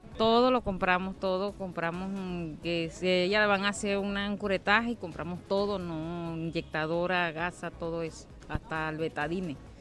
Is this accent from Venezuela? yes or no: yes; Venezuela; Yo tampoco soy de aquí, yo soy de Santa Cruz de Bucarán